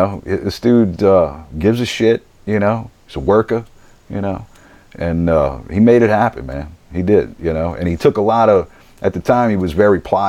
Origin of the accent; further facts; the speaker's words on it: New Orleans, Louisiana, United States; there's somebody in my hometown doing this